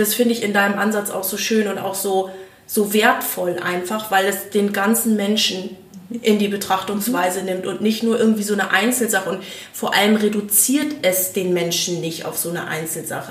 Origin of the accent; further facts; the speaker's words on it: East Frisia, Lower Saxony, Germany; moved away; aus meiner alten Heimat Norddeutschland direkt von Ostfriesland